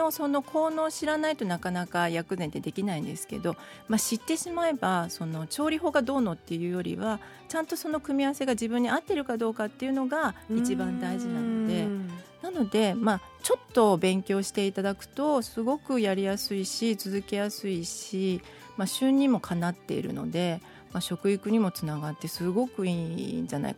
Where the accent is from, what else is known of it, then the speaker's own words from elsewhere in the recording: Tokai, Japan; moved away; 東海出身なので香味ソース派なんですね